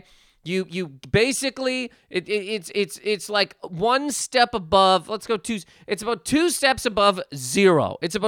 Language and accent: English; Canada; now in United States; Okay, so basically, okay, so I'm Canadian, right? I live in America. Great. So because of that, I have a bank account in America. I got a bank account in Canada.